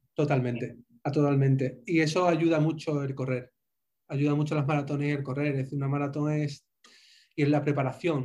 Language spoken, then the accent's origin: Spanish; Spain; accent: Spanish; moved away as an adult; also born or lived in Santa Cruz de la Sierra, Bolivia / Bogotá, Colombia; now in Miami, United States; mi acento sabréis que soy, soy español